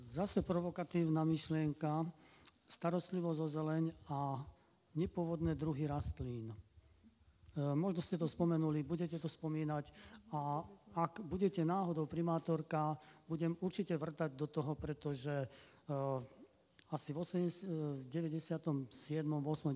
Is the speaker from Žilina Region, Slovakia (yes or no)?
no; Banská Bystrica, Banská Bystrica Region, Slovakia; nám starším Bystričanom